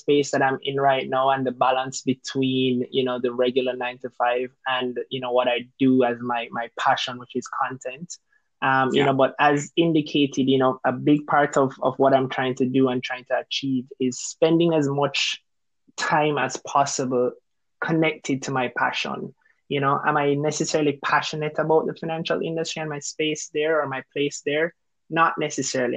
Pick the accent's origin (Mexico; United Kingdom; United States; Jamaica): Jamaica; Kingston; moved away as an adult; also born or lived in Cayman Islands; now in Canada; originally from Kingston, Jamaica. I moved from Kingston to Cayman, lived there for a few years, and then eventually transitioned to Canada.